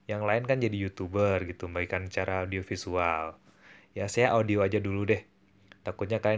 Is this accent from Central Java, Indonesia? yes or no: no; Bandung, West Java, Indonesia; born there; now in Manado, Indonesia; ya jadi saya lahir di Bandung, tapi sekarang sedang menjalani hidup di Manado.